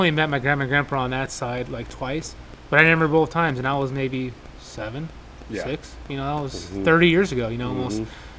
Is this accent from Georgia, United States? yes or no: no; Needles, California, United States; I grew up on Monterey Street Needles